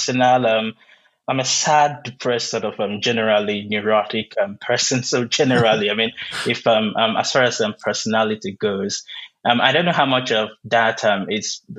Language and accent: English; Nigeria; first language Igbo; English is a second language; moved away as an adult; now in United States; before I came to the US, I lived all my life in Nigeria, I grew up in Nigeria